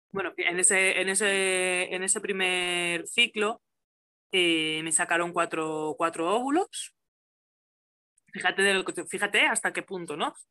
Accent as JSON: {"language": "Spanish", "region": "Valencian Community", "country": "Spain", "moved": "as an adult", "lives_now": "El Molar, Spain", "said": "soy, soy valenciana, sí, de la Terreta"}